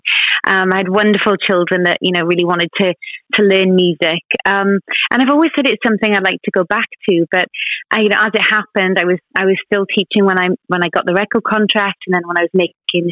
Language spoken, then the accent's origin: English; Wales, United Kingdom; Being a Welsh girl